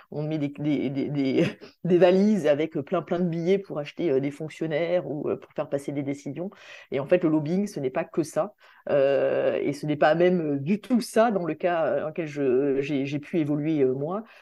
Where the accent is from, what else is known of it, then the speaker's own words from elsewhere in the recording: Réunion, France; moi, en tant que réunionnaise, je ne connaissais pas bien non plus la réalité des autres euh, outre-mer. Je connaissais évidemment bien mon territoire.